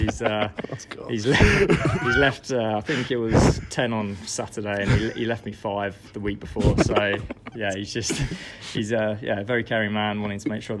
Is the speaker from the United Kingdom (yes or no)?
yes; Guildford, South East England, United Kingdom; So my background back home, I moved from Guildford a couple of years ago to take on a director of cricket role at my new club, Horsley and Send.